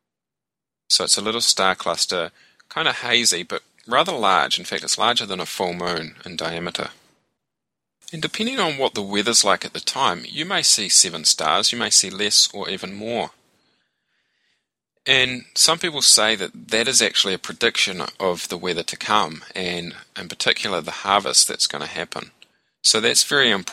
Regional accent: New Zealand; I'm from New Zealand, born and raised

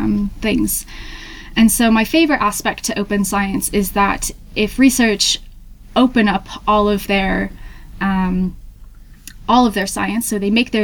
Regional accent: Hampton, New Hampshire, United States; moved away as an adult; also born or lived in Tennessee; now in Manchester, United Kingdom; I'm originally from Hampton, New Hampshire in the US.

